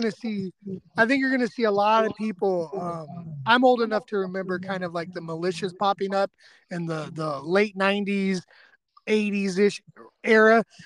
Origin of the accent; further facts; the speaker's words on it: California, United States; moved away as an adult; now in East Texas, United States; especially growing up in California